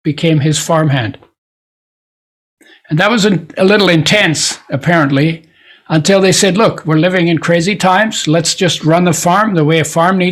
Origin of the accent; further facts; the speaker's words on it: Poland; I was born in Poland. It was at that time part of Germany.